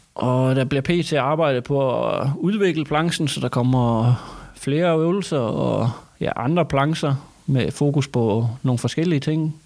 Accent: Thy, Northwest Jutland, North Denmark Region, Denmark; Jeg er Tybo fra Nordvestjylland

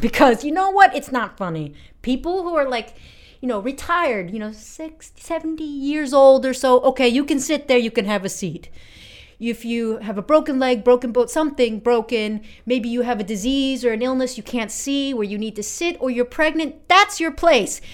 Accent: United States; I'm 28 years old and I'm from America.

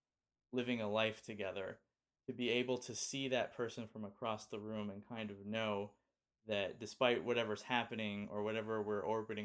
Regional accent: Los Angeles, California, United States; born and raised in Los Angeles and spent every Christmas in Los Angeles

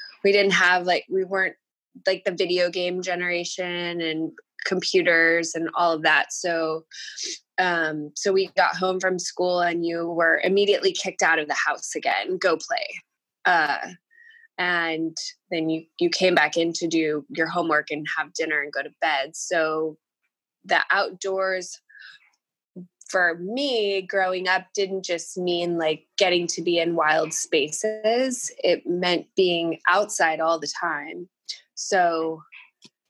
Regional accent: El Paso, Texas, United States; moved away as an adult; also born or lived in Davis Mountains, Texas; now in Austin, United States; I grew up in West Texas in El Paso and spent quite a bit of my childhood at my family's place in the Davis Mountains in far West Texas.

